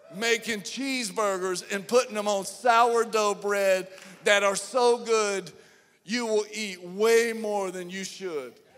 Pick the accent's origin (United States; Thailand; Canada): United States; Atlanta, Georgia; We're from Atlanta